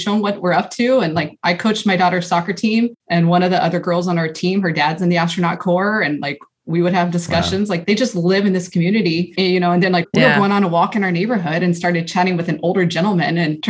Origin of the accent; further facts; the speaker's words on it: Dallas, Texas, United States; also born or lived in Austin, Texas / Mojave, California; now in Houston, United States; I grew up in Dallas.